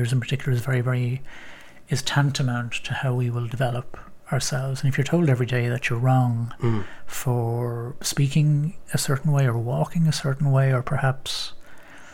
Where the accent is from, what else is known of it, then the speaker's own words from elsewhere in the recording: Bray, Leinster, Ireland; moved away; I was back in my hometown of Bray